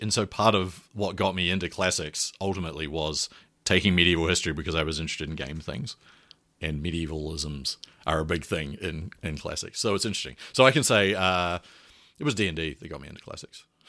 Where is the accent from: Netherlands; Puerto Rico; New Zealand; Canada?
New Zealand; moved away; I'm a New Zealander and I went to or did all my undergraduate and previous education in New Zealand.